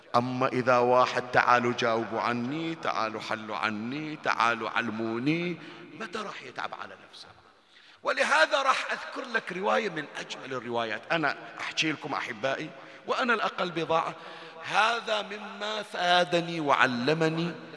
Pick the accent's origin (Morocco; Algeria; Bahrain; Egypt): Bahrain; عندنا بالبحرين